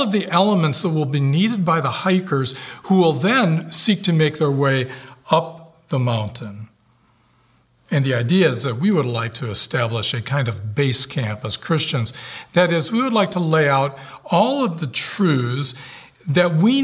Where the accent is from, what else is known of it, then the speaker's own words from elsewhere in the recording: United States; I am an American in the core of my being